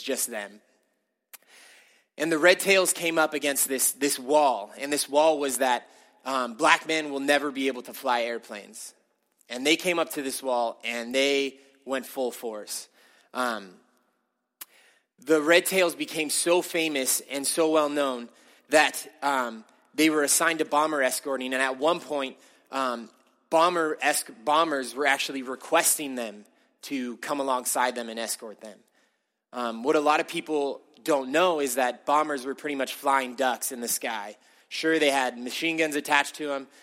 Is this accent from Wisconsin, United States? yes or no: no; California, United States; I grew up in California